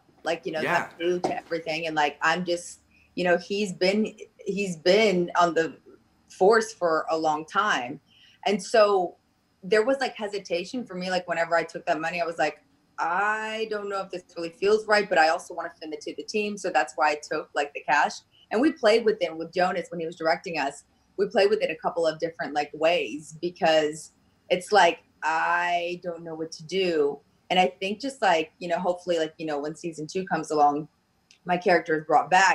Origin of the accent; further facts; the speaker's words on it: Pensacola, Florida, United States; moved away; I grew up in Pensacola, Florida